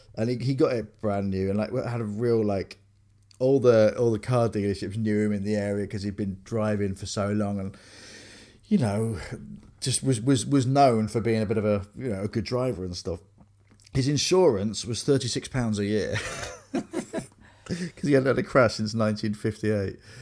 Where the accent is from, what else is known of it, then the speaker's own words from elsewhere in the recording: Grimsby, Yorkshire and the Humber, United Kingdom; I grew up on Columbia, a road called Columbia Road in Grimsby